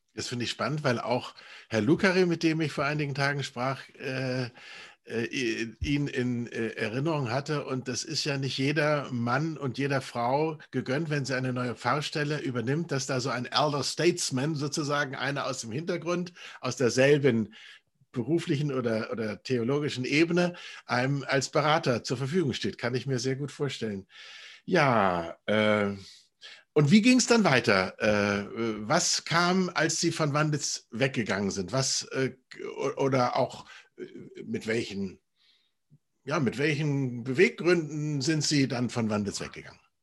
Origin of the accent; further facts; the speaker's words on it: Bavaria, Germany; Ich komme aus Bayern